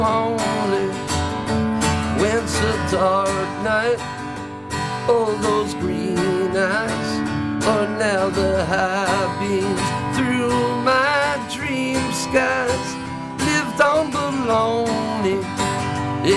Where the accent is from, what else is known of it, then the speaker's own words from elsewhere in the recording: Huntington, New York, United States; I'm from Huntington, Long Island